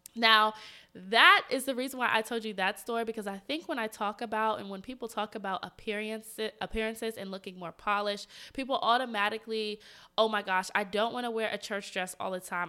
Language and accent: English; Atlanta, Georgia, United States; moved away as an adult; now in Washington, D.C., United States; I'm from Atlanta and I went to college at Georgia State